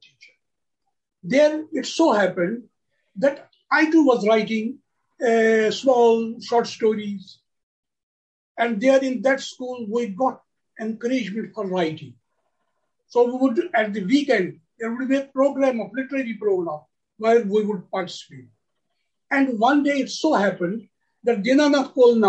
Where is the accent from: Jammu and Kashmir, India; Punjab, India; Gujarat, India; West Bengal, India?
Jammu and Kashmir, India; Srinagar; I was born in 1943 in Srinagar city, in the state of Jammu and Kashmir.